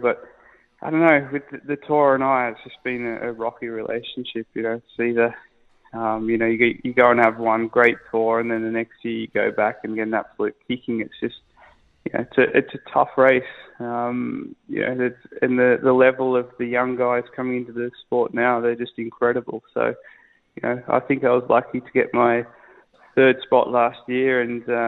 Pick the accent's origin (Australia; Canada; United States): Australia; moved away; my wife's English, I'm Australian